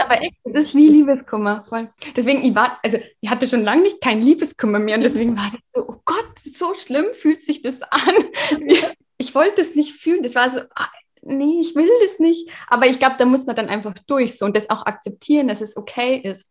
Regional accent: Regensburg, Bavaria, Germany; Ich komme aus Regensburg

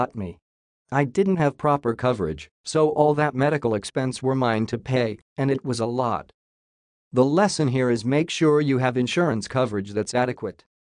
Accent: Missouri, United States; moved away as an adult; also born or lived in San Antonio, Texas / Tampa, Florida; moved back to my hometown in Missouri to care for my grandmother

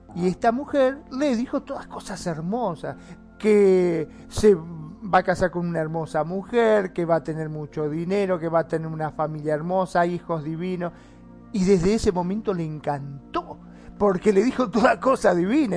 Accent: Argentina; acá en Argentina, en mi país

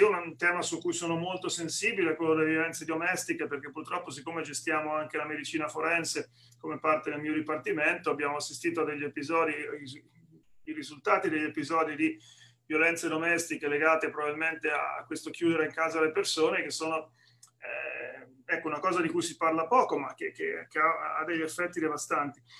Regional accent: Senigallia, Marche, Italy; moved away as an adult; now in Atlanta, United States; quando ero ragazzino a Senigallia, nel, nel, nelle Marche

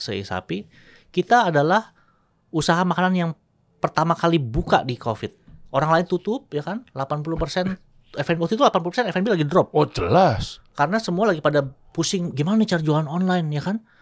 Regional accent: Tangerang, Banten, Indonesia; Nah, daerah gua Tangerang, Tangerang tuh kota pabrik, kota industri.

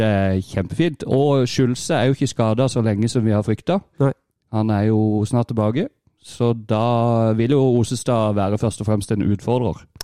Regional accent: near Vigeland, Agder, Norway; Vigeland. Ikke langt der, eh, fra der jeg kommer fra

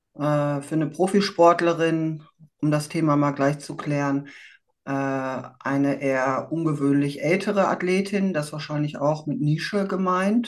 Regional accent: Dortmund, North Rhine-Westphalia, Germany; Ich komme aus Dortmund

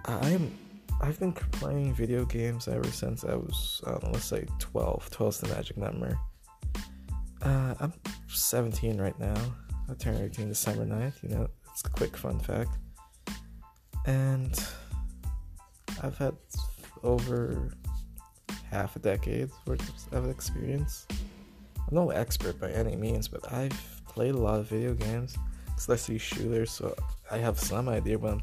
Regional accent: Bahamas; moved away; I am from the Bahamas. I came here, what is it, September 2019, after Hurricane Dorian

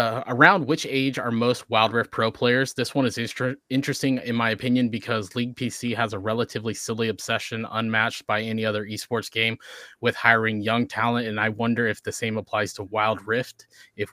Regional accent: South Carolina, United States; I grew up in the South of the United States of America in South Carolina

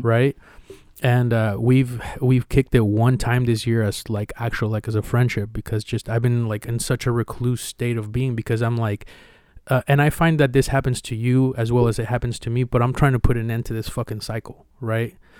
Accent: Mexico; now in United States; when I was growing up in Mexico

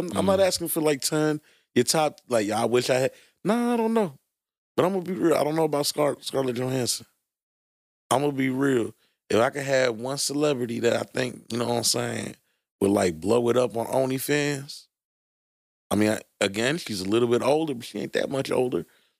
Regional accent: Brooklyn, New York, United States; I'm from Brooklyn. It's all hood, baby.

